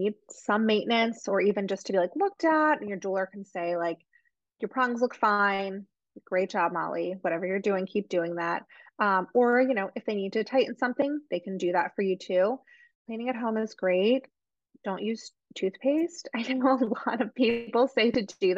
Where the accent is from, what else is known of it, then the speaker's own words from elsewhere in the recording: New Jersey, United States; I'm from Jersey